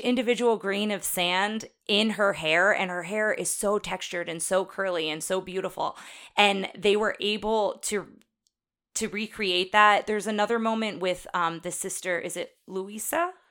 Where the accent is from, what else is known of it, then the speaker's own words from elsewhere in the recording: Jersey Shore, New Jersey, United States; I grew up on the Jersey Shore